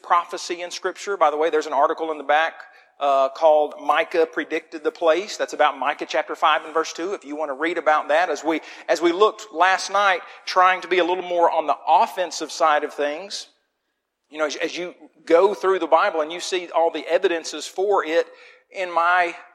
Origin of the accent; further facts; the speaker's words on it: Muskogee, Oklahoma, United States; now in Wetumpka, United States; the little town of Muskogee was a great place to grow up